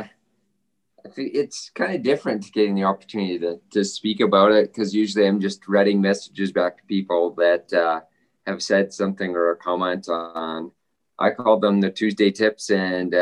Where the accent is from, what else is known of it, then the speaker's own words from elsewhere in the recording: Southern Alberta, Canada; also born or lived in Kingston, Ontario / Spokane, Washington, United States; I live here in Lethbridge, and I grew up in Southern Alberta